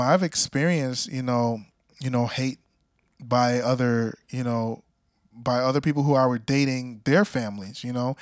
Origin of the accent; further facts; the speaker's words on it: Jamaica; I'm Jamaican